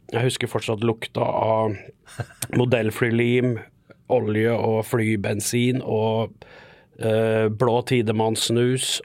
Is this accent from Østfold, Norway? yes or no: yes; Fredrikstad, Østfold, Norway; accent: Fredrikstad dialect; Og altså, Fredrikstad-dialekt er jo egentlig svensk blanda med norsk. Ja. Så vi er vel svensker